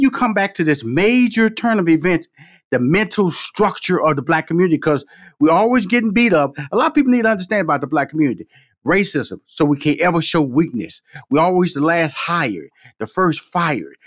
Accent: Houston, Texas, United States; come from Fifth Ward, Texas, six sisters, two brothers, and I remember our parents. You know, we born in, I was born in Houston, Texas, but they from Shreveport, Louisiana

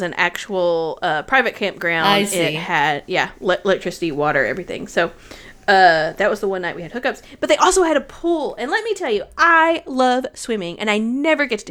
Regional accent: Tennessee, United States; I'm from Tennessee

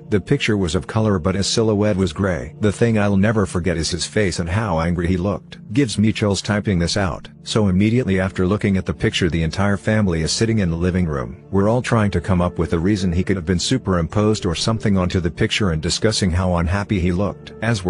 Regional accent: Kingston, Ontario, Canada; the time in my hometown of Kingston, Ontario that my high school buddies and I were leaving my friend's house

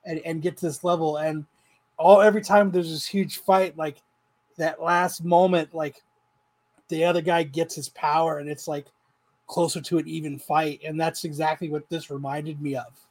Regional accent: Phoenix, Arizona, United States; I'm from Phoenix. You know, I'm not from around here.

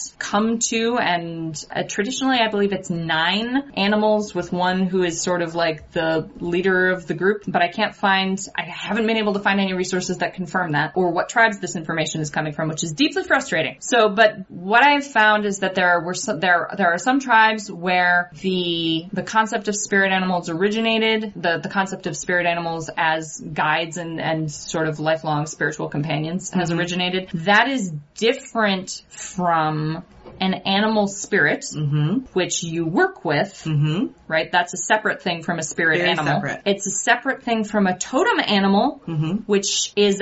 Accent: United States; here as an American, as the descendants of colonizers

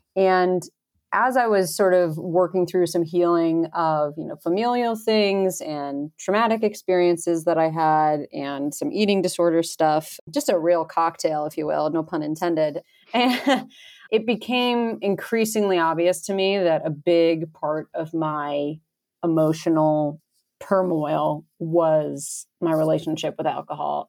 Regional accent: upstate New York, United States; moved away as an adult; also born or lived in Boston; now in Colorado, United States; I grew up near the Adirondack Mountains in upstate New York

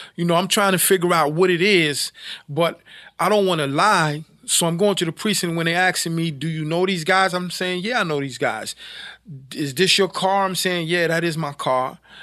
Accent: New York City, New York, United States; I was, uh, born and raised in Brooklyn, lived, um, most of my earlier life in, uh, Brownsville and Bedford Stuyvesant areas of, uh, Brooklyn.

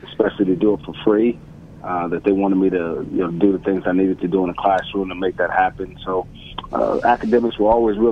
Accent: New York City, New York, United States; moved away as an adult; I'm from Bed-Stuy, which is a small section of I guess it would be the central part of Brooklyn, and that's where I was born and raised

